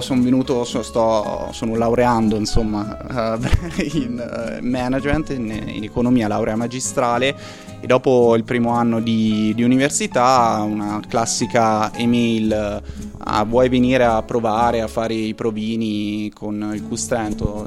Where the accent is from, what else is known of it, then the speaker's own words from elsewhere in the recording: Perugia, Umbria, Italy; moved away as an adult; now in Trento, Italy; non sono di Trento, sono di Perugia